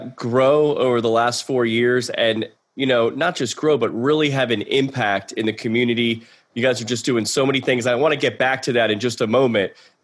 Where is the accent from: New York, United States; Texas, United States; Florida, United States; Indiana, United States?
Florida, United States; Broward County; you and I both grew up in Broward County. And I know you went to, I went to Nova Middle School